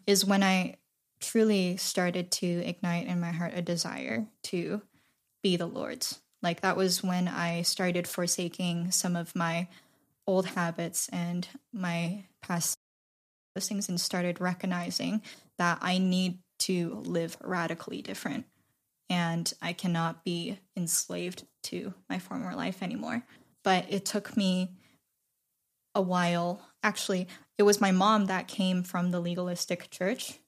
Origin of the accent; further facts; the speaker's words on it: Shanghai, China; moved away; I was born and raised in Shanghai, technically